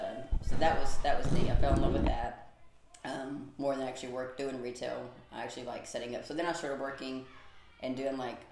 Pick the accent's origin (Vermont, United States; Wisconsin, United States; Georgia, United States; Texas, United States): Texas, United States; Buna; So, I grew up in a little town called Buna, Texas. My parents still live there.